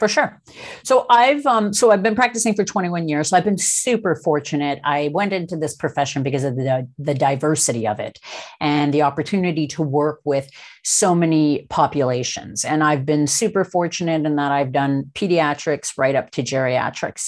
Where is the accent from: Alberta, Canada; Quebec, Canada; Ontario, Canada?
Ontario, Canada; Toronto; now in British Columbia, Canada; I'm actually a Toronto, uh, born and raised.